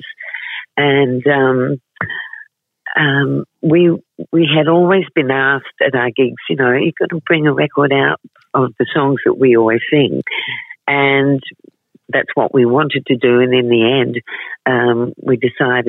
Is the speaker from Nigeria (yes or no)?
no; Adelaide, South Australia, Australia; I was born in Adelaide